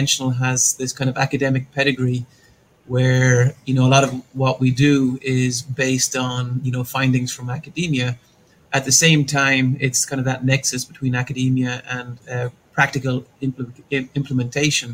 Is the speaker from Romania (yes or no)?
no; Ireland; moved away as an adult; also born or lived in Pasadena, California, United States; now in Austin, United States; I was born in Ireland, grew up in Ireland, and went to undergrad and did a master's degree at Trinity College there in Dublin